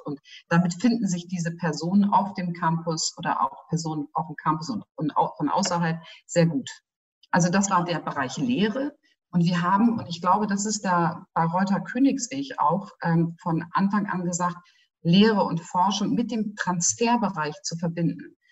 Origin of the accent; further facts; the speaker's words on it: Northern Germany, Germany; now in Bayreuth, Germany; ich komme ja selber aus Norddeutschland und ich bin ja schon seit vielen Jahren auch Wahlbereuterin